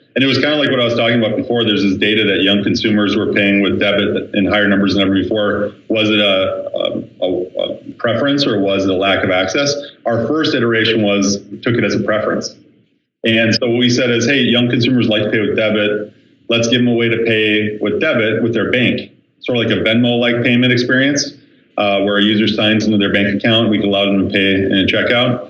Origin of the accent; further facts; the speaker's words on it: Minneapolis, Minnesota, United States; growing up in Minneapolis